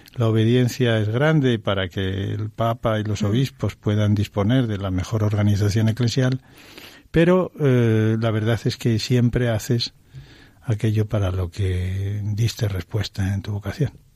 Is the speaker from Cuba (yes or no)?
no; Aragon, Spain; also born or lived in Teruel / Ciudad Real; now in Madrid, Spain; soy aragonés